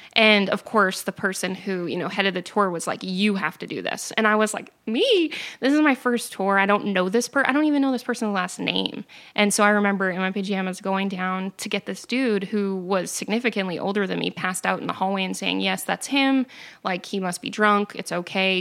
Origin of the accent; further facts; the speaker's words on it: New Hampshire, United States; I grew up in New Hampshire